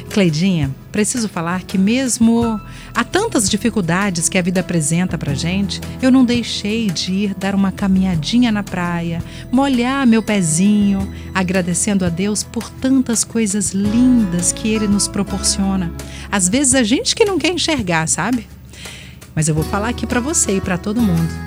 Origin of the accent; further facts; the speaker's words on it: Argentina; Portuguese is a second language; now in Guarapari, Brazil; Bom, eu sou uma irmã né, de vocês. É isso aí, sou argentina. E quando eu tinha 18 anos, eu vim conhecer o Espírito Santo com alguns amigos.